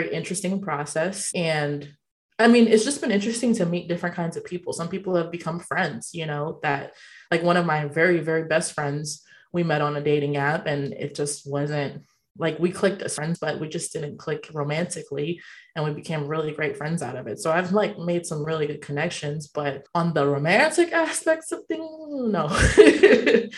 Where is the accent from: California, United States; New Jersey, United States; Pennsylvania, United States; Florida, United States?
California, United States; now in Austin, United States; I'm not from Austin, from California originally